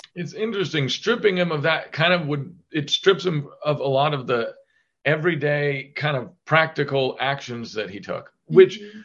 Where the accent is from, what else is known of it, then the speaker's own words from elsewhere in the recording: Chillicothe, Ohio, United States; moved away as an adult; also born or lived in New York City / Los Angeles; we moved back to my hometown of in Ohio, of Chillicothe, Ohio